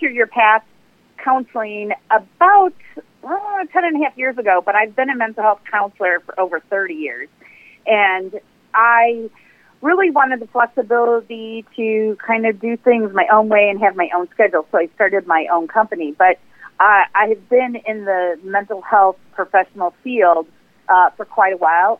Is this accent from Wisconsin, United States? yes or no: no; McHenry, Illinois, United States; I actually served on the city council in my hometown, McHenry, which is right next to Ringwood